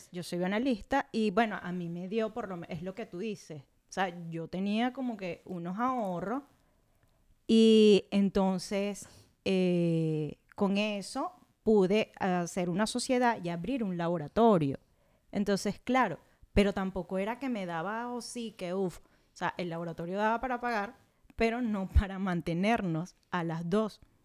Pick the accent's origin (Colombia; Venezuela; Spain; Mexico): Venezuela; moved away as an adult; venimos siendo el segundo país con más migrantes alrededor del mundo